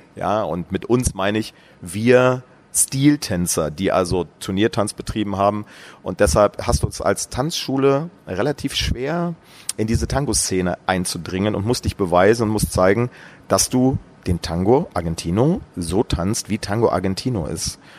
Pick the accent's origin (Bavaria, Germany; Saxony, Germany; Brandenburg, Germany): Brandenburg, Germany; in meinem Heimatort in Brandenburg